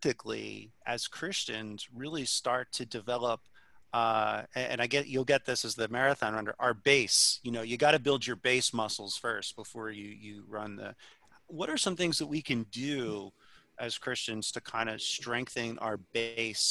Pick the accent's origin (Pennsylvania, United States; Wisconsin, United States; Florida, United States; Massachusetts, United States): Pennsylvania, United States; Philadelphia; I grew up in Philly